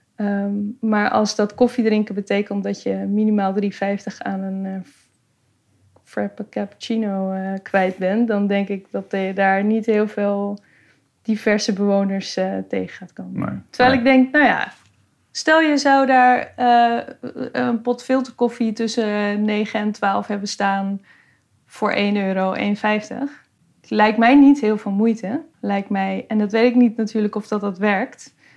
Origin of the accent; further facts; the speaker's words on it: Amsterdam, North Holland, Netherlands; Ik ben geboren en getogen in Noord